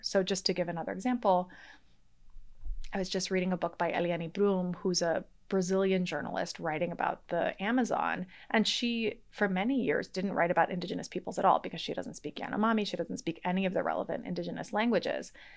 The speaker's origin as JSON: {"language": "English", "town": "Boston", "region": "Massachusetts", "country": "United States", "tie": "born or raised there", "also_born_or_lived": "Mexico", "first_language": "English", "said": "I grew up in Boston, in the Boston area, um, in a monolingual English household"}